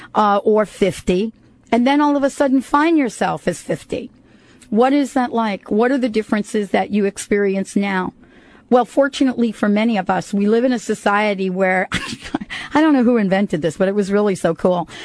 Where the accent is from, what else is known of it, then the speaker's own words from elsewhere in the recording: United States; moved away; also born or lived in New York City / New Jersey; I grew up in New York and New Jersey